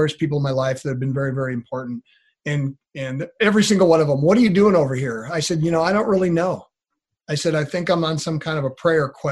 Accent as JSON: {"language": "English", "town": "Grayland", "region": "Washington", "country": "United States", "tie": "born or raised there", "lives_now": "Yakima, United States", "said": "the home that I grew up in Grayland, Washington"}